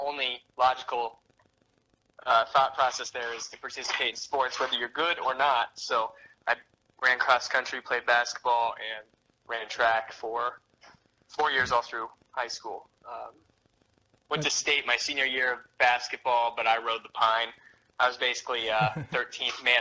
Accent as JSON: {"language": "English", "region": "Alaska", "country": "United States", "tie": "born or raised there", "also_born_or_lived": "Moscow, Idaho", "moved": "as an adult", "lives_now": "southern Idaho, United States", "said": "I was born and raised in Alaska and moved to Moscow"}